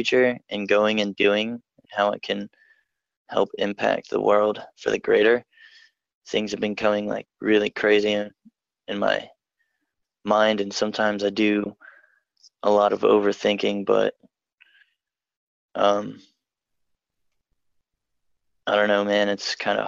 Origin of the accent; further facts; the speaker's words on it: Newark, Delaware, United States; I'm from Delaware, Newark, Delaware